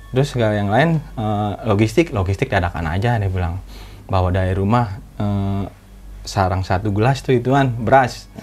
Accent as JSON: {"language": "Indonesian", "region": "Jakarta", "country": "Indonesia", "said": "Yang penting kita orang Jakarta, Bang."}